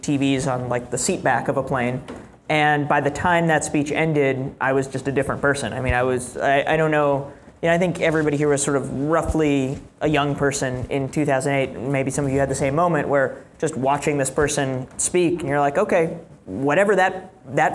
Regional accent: New York City, New York, United States; I grew up in New York City

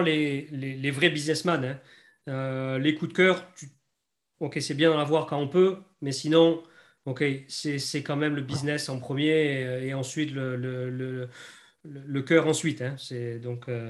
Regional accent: France; accent: French; moved away as an adult; now in New Zealand; l'accent français, je l'ai tout de suite. Tu, tu, presque, tu me vois, tu sais que je suis français

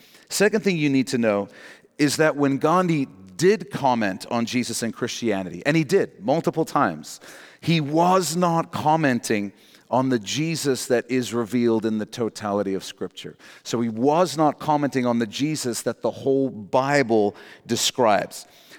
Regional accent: South Africa; I grew up in that in South Africa, actually.

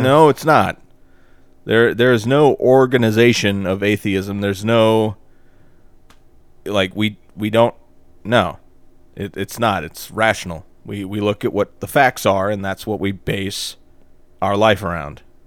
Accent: the South, United States; we're from the South

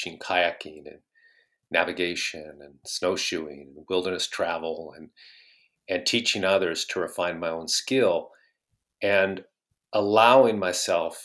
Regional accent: Bellevue, Washington, United States; I grew up in Bellevue

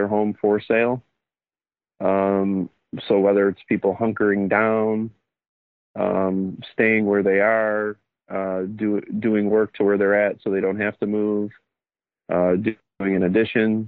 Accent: Oak Lawn, Illinois, United States; So Southside guy, born and raised in Oaklawn. Now I raise my family here in Oaklawn

